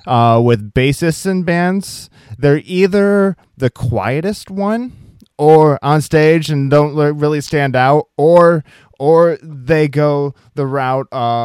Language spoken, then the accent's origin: English; Iowa, United States; moved away; I'm originally from Iowa